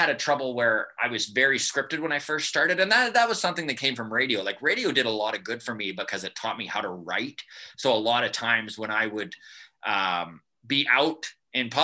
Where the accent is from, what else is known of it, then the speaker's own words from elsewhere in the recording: Grande Prairie, Alberta, Canada; moved away as an adult; also born or lived in Edmonton / High Level; I grew up in Grand Prairie. It was my hometown.